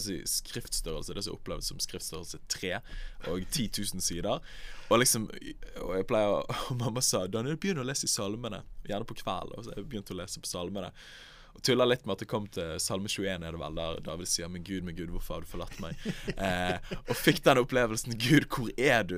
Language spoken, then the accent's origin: Norwegian; Bergen, Vestland, Norway; Jeg kommer fra Bergen, nærmere bestemt Åsane